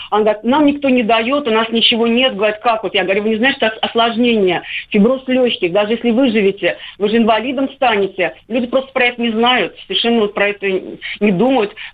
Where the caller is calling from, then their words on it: Nizhny Novgorod, Nizhny Novgorod Oblast, Russia; я из Нижнего Новгорода.